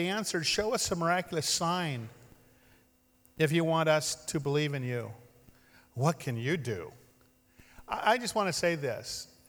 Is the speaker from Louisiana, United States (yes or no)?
no; Ashland, Oregon, United States; well, I'm from Ashland, that would be natural for me to go to New Age